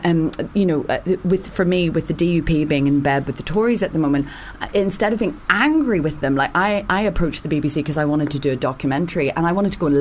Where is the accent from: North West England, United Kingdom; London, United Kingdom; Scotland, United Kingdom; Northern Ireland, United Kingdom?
Northern Ireland, United Kingdom; now in England; being from Northern Ireland, I come from conflict.